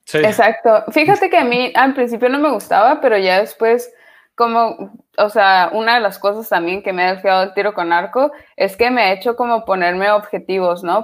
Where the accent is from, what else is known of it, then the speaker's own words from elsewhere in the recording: Tijuana, Baja California, Mexico; moved away as an adult; now in Netherlands; Nosotros en Tijuana pensamos que somos eh, gringos, pero pues la neta no, no. Seguimos siendo bien mexicanos